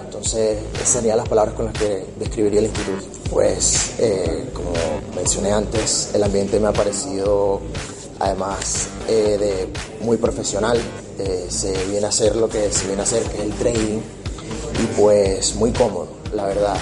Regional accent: Venezuela; moved away; yo soy de Venezuela

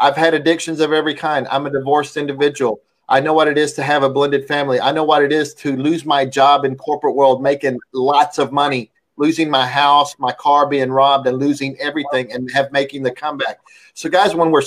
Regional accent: United States; while I am an American, I grew up in a traditional Hispanic family

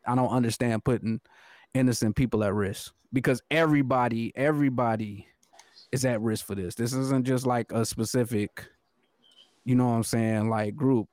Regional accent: United States; I'm American

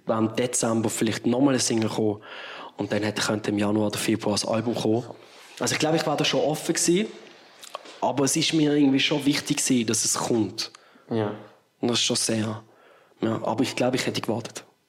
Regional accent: Bottmingen, Basel-Landschaft, Switzerland; Bottmingen, dort wo ich aufgewachsen bin

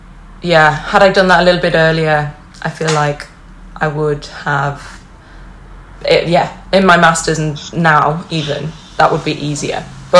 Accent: Cleveleys, North West England, United Kingdom; accent: Lancashire; My parents are from Lancashire, so that's where I get my accent from. Although it drifts into a southern vibe when I'm around southerners, but I'm up north now, so I sound like right proper northern lass.

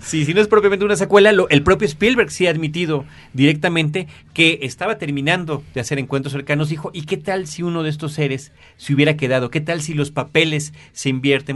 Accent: Mexico

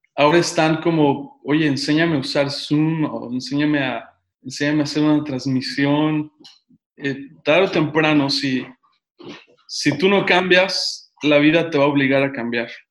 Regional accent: Tehuacán, Puebla, Mexico; also born or lived in Mexico City; yo nací en la Ciudad de México, pero crecí en un pueblo cerca de las montañas, ocho años viviendo, en, se llama Tehuacán, Puebla

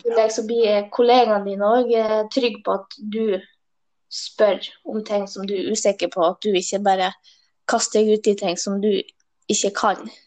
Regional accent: Hemnes, Nordland, Norway; moved away; Jeg er fra Helgeland, en plass ja. heter Hemnes

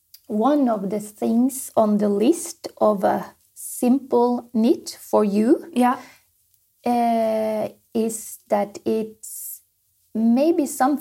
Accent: Norway; English is a second language

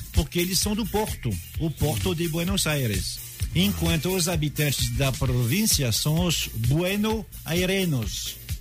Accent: France; Portuguese is a second language; now in Brazil; eu sou francês

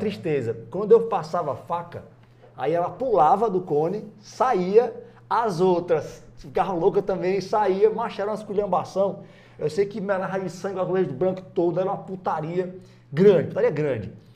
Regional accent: Abreu e Lima, Pernambuco, Brazil; moved away as an adult; also born or lived in Paulista, Pernambuco; now in Ceará, Brazil; fiquei em Abreu Lima ainda, minha vida inteira, né? Abreu Lima. Abreu Lima, Abreu Lima, Lima, até 18 anos

